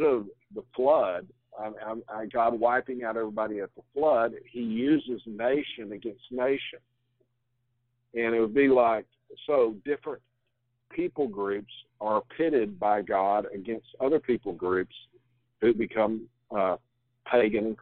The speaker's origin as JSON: {"language": "English", "country": "United States", "said": "as an American"}